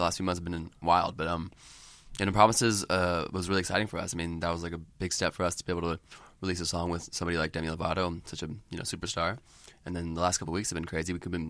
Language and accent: English; Portland, Oregon, United States; moved away; I'm from Portland